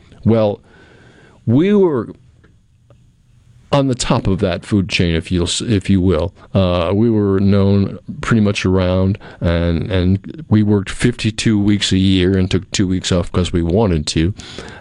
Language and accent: English; New England, United States; moved away as an adult; now in Pearl, United States; I was a kid from New England